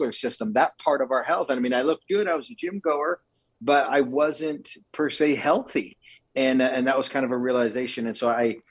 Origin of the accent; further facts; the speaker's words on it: Calgary, Alberta, Canada; moved away as an adult; now in Utah, United States; I grew up in Calgary, Alberta with unbelievable parents and three sisters